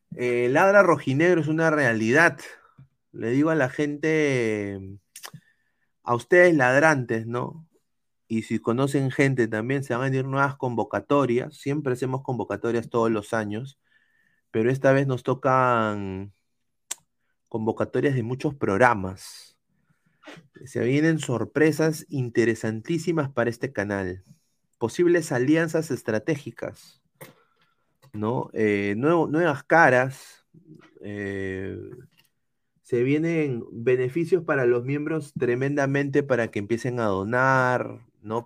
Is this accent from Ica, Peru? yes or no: no; Lima, Peru; yo no puedo poner la bandera de Lima